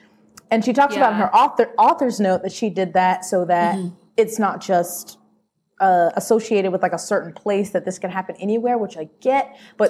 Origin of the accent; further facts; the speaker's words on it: United States; I'm American